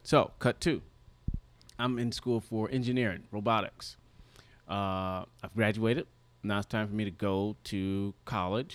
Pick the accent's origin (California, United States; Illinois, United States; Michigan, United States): Michigan, United States; Detroit; moved away as an adult; now in Los Angeles, United States; when I moved from Detroit to L